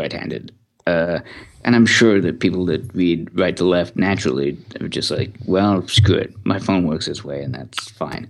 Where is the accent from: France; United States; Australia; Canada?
Canada; I'm Canadian